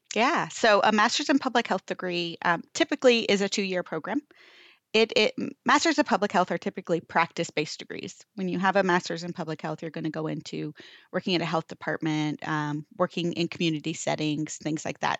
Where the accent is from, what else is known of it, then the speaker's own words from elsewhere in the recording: Florida, United States; moved away as an adult; now in Texas, United States; I am from Florida originally